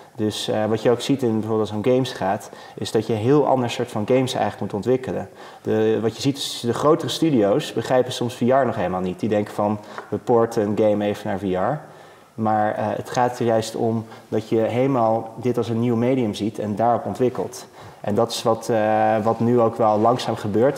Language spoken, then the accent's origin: Dutch; Netherlands; als Nederlander